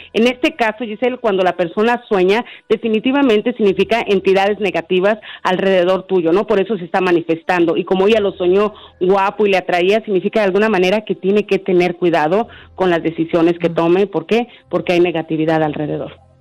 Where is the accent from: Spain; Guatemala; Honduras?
Honduras; now in Nashville, United States; yo estoy en mi país, que me voy para mi país, yo soy de Honduras